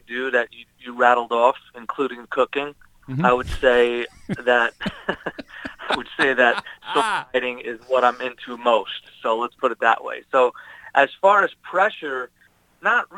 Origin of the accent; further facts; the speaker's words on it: Long Island, New York, United States; moved away as an adult; now in California, United States; I'm from New York. I grew up in Long Island, New York